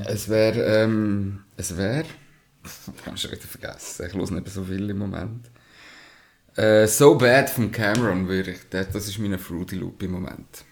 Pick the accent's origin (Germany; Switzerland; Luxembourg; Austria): Switzerland; Glarus; first language German; Deutsch, ich bin da in der Schweiz geboren. Also, das ist definitiv meine Muttersprache